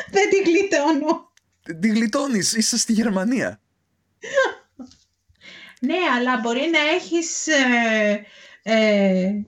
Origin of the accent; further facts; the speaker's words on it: Petroupoli, Attica, Greece; Είναι η Πετρούπολη, στα δυτικά προάστια, εκεί που μεγάλωσα.